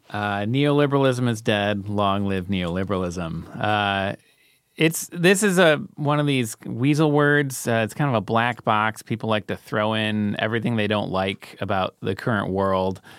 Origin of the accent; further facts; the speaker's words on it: United States; as an American